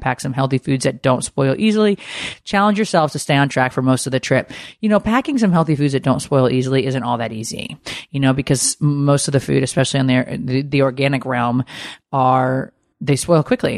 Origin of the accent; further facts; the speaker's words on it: Connecticut, United States; growing up in Connecticut